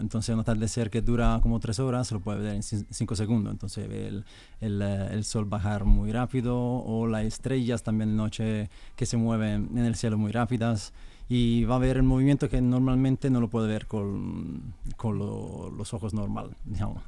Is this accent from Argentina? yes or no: no; Italy; Spanish is a second language; now in Madrid, Spain; yo soy italiano